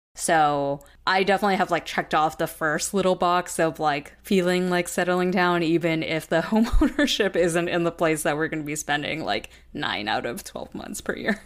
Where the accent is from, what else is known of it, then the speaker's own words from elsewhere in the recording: Southern California, United States; moved away as an adult; moving back to Jesse and my hometown in Southern California